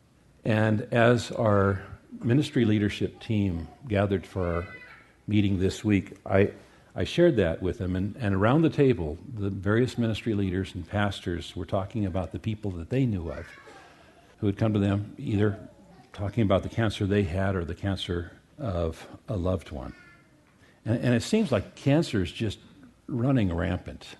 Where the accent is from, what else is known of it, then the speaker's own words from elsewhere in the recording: United States; we as American Christians